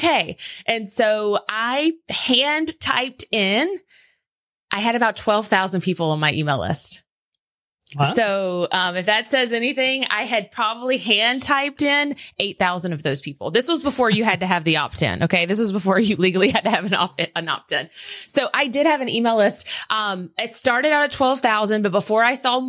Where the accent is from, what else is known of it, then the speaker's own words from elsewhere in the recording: South Georgia, United States; accent: Southern; I'm this girl from South Georgia who had just had a baby